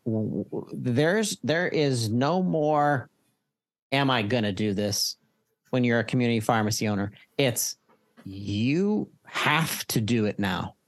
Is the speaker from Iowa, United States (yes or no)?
no; Pittsburgh, Pennsylvania, United States; I'm from Pennsylvania. I'm a Pittsburgher